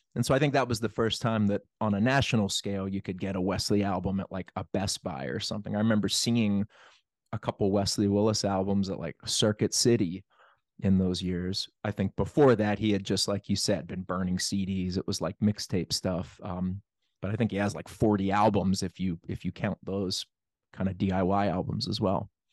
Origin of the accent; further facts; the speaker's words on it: Plum, Pennsylvania, United States; I grew up in Plum